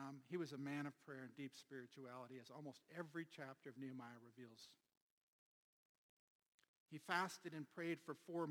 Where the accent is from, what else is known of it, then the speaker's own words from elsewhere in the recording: Omaha, Nebraska, United States; I grew up in South Omaha.